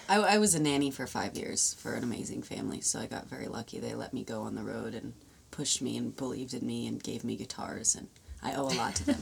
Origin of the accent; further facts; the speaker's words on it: Los Angeles, California, United States; I'm from